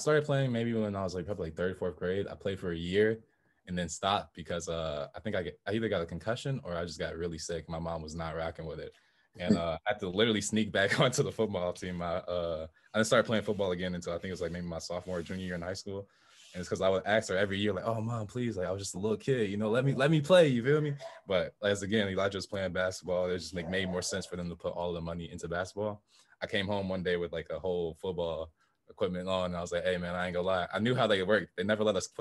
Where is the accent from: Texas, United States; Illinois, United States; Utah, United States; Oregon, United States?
Illinois, United States; Chicago; also born or lived in Plano, Illinois; I was born in Chicago as well. We moved out to Plano, Illinois, which is like a small town outside of Chicago, about an hour, I think, like west